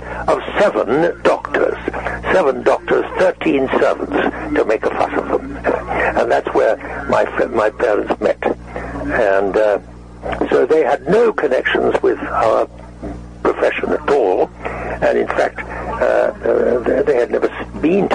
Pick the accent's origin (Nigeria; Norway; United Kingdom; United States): United Kingdom; England; moved away as an adult; also born or lived in Canada; an English actor